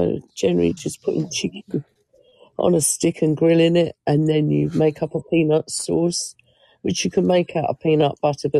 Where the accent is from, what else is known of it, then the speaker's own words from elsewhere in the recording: United Kingdom; It's a British thing, Eric, I'm afraid.